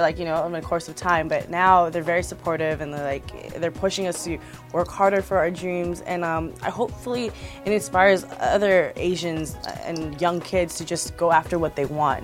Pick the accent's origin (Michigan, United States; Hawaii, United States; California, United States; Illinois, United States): Hawaii, United States; now in Los Angeles, United States; when I was younger in Hawaii, I definitely went through a lot of bullying